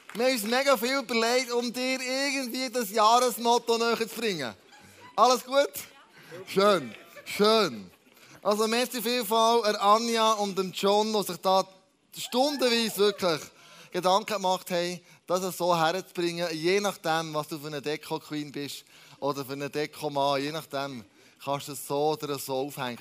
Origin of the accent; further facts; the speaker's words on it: Switzerland; wir als Schweizer